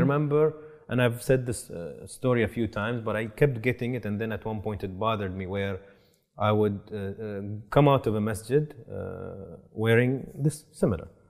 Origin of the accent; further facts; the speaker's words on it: Boston, Massachusetts, United States; I'm a Bostonian